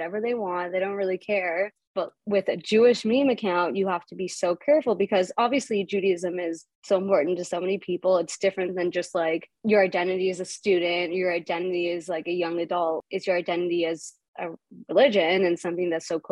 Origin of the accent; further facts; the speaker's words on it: Canada; a Canadian Ashkenazi 25-year-old